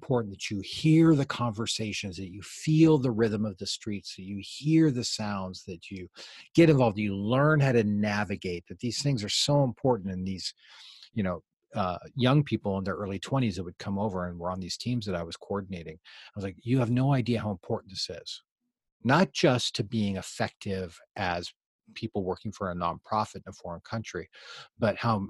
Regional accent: United States; also born or lived in North Macedonia

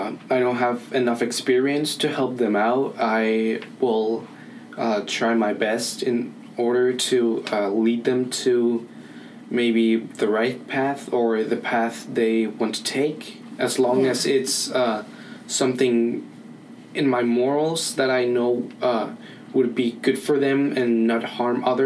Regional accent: Culiacán, Sinaloa, Mexico; now in Petersburg; I was born and raised in Mexico

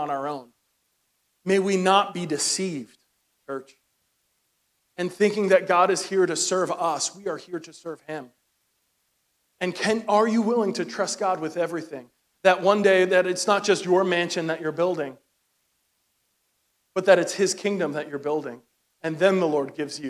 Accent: New York City, New York, United States; I'm from Brooklyn, New York

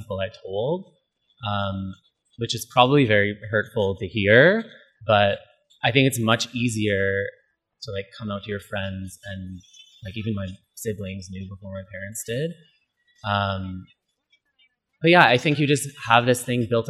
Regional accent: London, Ontario, Canada; moved away; I'm from London, Ontario, originally

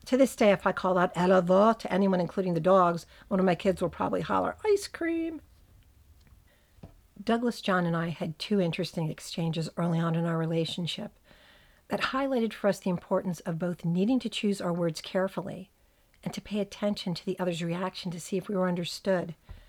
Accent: Greece; Greeks roll our R's and make the huffy H sound

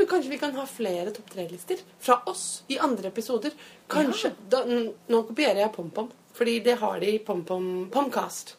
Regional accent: Norway; vi er fra Norge

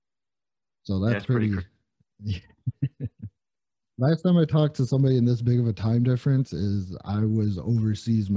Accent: New York, United States; moved away as an adult; now in Texas, United States; I'm originally from New York

